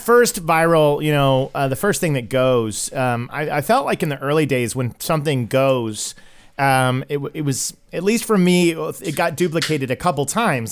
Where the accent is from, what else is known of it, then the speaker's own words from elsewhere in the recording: Tulsa, Oklahoma, United States; I'm originally from Tulsa, Oklahoma